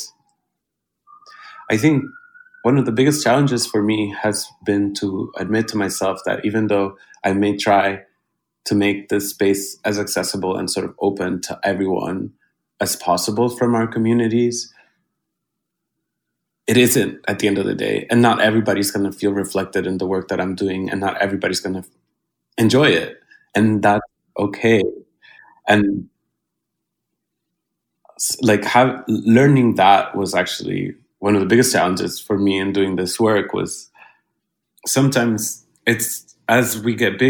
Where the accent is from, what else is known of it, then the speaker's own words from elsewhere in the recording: Honduras; now in New York, United States; I'm from Honduras